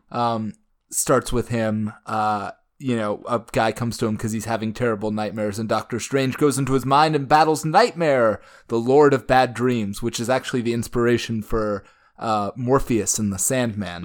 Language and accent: English; Oklahoma City, Oklahoma, United States; I was born in Oklahoma City